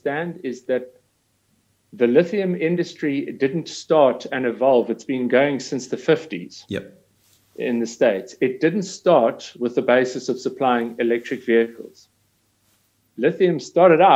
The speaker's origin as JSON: {"language": "English", "country": "South Africa", "said": "being South African, mining has always been part and parcel of our history"}